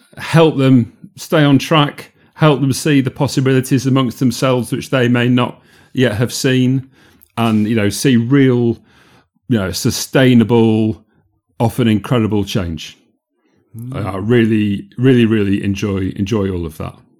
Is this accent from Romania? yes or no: no; Yorkshire and the Humber, United Kingdom; moved away as an adult; also born or lived in Manchester / London; I'm from South Yorkshire